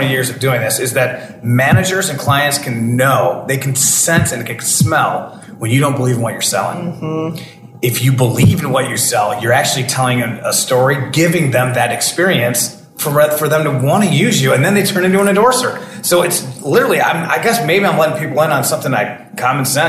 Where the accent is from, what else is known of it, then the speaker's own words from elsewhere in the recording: Detroit, Michigan, United States; I'm from Detroit